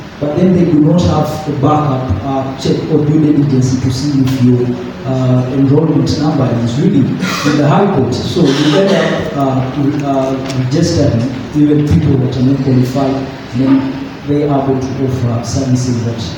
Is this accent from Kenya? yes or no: yes; Kenya; I'm a lawyer from Kenya.